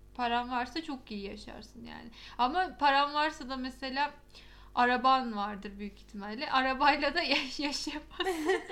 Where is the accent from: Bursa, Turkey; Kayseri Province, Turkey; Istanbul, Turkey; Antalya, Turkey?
Istanbul, Turkey; Ben İstanbullu olarak bile şu an donuyorum Ankara'da